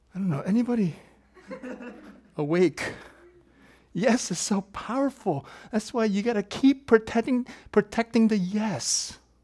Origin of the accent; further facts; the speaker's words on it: South Korea; moved away; my home country that's divided, my country's south. I'm not from the north